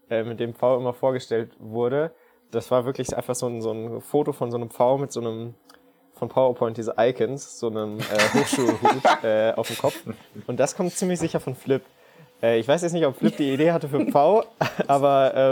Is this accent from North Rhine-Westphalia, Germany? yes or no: no; Leipzig, Saxony, Germany; Ich komme aus Leipzig.